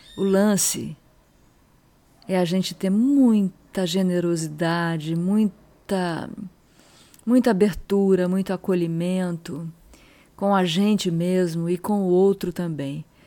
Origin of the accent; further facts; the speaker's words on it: São Sebastião, São Paulo, Brazil; as histórias dos caiçaras aqui da minha terra